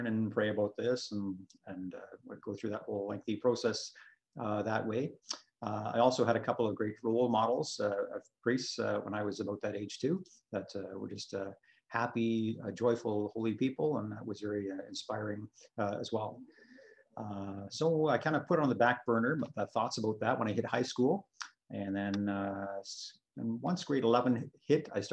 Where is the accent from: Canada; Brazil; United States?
Canada; Sarnia, Ontario; also born or lived in Scotland / Toronto; I was born in Scotland, but I came over to Canada when I was very young, just a year and a half old, and moved to Toronto for a few years and then grew up in Sarnia after